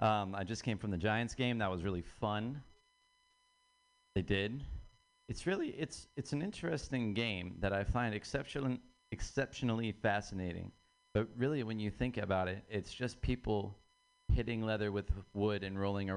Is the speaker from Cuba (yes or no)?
no; Ireland; I'm Irish.